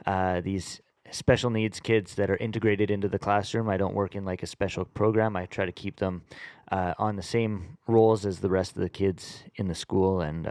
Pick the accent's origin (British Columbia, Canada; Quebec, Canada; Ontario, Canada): British Columbia, Canada; Vancouver; I grew up in East Vancouver, Southeast Vancouver.